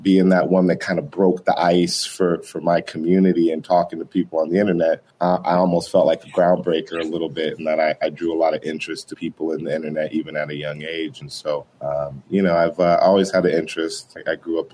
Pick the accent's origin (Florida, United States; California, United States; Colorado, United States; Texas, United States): Colorado, United States; Boulder; moved away as an adult; also born or lived in Denver, Colorado; I'm a Colorado native. So I was born in Denver, Colorado. I grew up in Boulder, Colorado for pretty much all my education, you know, high school, college